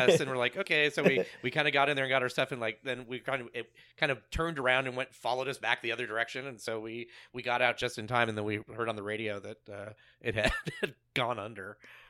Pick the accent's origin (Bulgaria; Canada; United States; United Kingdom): United States; Bellevue, Washington; moved away; I was born in Bellevue, so I was like, I used to live up there.